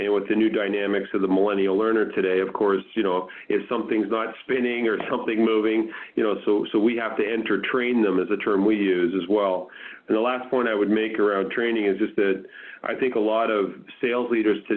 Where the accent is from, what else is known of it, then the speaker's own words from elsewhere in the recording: Canada; I'm a Canadian guy. I grew up playing hockey